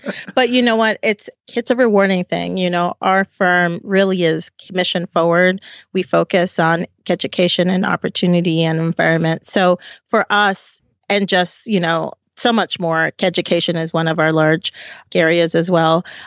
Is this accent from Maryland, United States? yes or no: yes; Silver Spring, Maryland, United States; also born or lived in Puerto Rico; we came when I was two, and we moved to Silver Spring